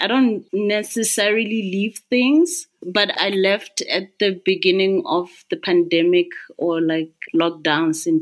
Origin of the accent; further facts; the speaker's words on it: Maseru, Maseru District, Lesotho; I'm from Maseru